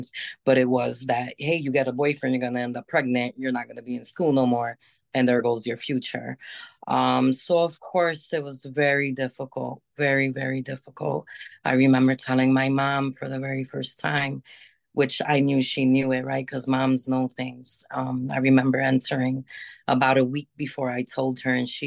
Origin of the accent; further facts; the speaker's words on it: New York, United States; also born or lived in Hudson Valley / Puerto Rico (parents); now in Rochester, United States; I was born in the area of New York City.